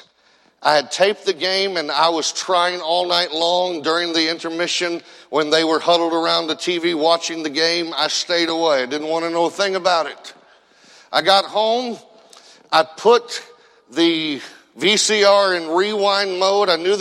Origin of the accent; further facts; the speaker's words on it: Indiana, United States; I grew up in Indiana